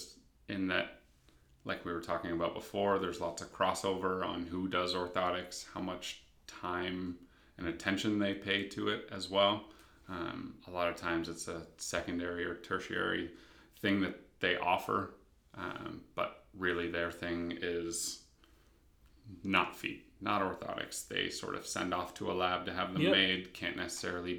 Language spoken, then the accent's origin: English; London, Ontario, Canada; moved away as an adult; now in Hamilton, Canada; Grew up in London